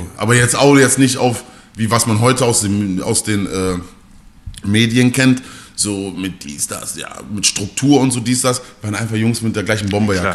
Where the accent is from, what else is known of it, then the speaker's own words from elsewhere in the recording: Mülheim an der Ruhr, North Rhine-Westphalia, Germany; bei uns in Mülheim